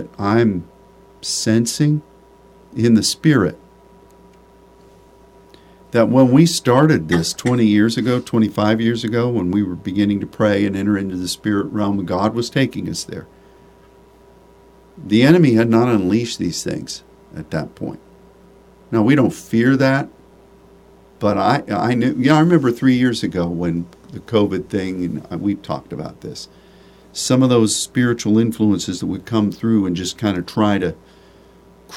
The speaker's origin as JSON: {"language": "English", "town": "Pittsburgh", "region": "Pennsylvania", "country": "United States", "tie": "born or raised there", "said": "I grew up in Pittsburgh"}